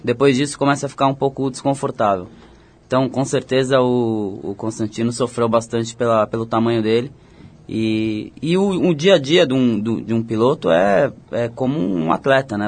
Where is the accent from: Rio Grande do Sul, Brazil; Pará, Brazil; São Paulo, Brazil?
São Paulo, Brazil; Botucatu; eu fui pra, pra Botucatu, eu ah. tinha 5 anos de idade, eu nasci em São Paulo, mas fui pra lá, eu tinha 5 anos de idade e cresci lá.